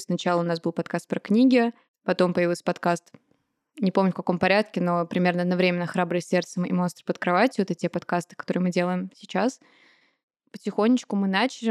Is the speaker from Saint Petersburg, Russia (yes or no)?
no; Moscow, Russia; Я родилась и выросла в Москве.